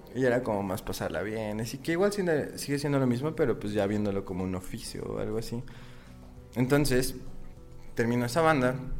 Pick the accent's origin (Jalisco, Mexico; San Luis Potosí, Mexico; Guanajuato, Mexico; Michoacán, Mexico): Michoacán, Mexico; also born or lived in Guadalajara; soy nacido en Guadalajara, pero toda mi vida he vivido en Michoacán